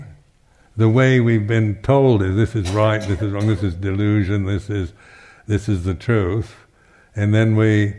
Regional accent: United States; now in United Kingdom; being American

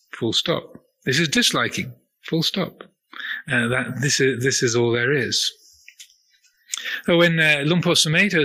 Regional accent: United Kingdom; I'm a man, or I'm British, or I am 63 years old, or I'm a Buddhist monk

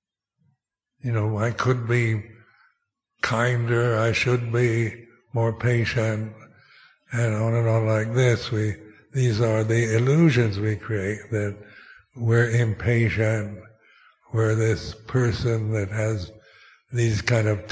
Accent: Seattle, Washington, United States; moved away; I was born in Seattle, Washington, United States. Is that my real home? I haven't lived there for 60 years

